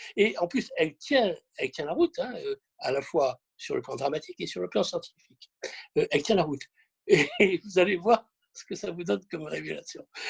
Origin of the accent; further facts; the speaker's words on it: Marseille, Provence-Alpes-Côte d'Azur, France; je suis Marseillais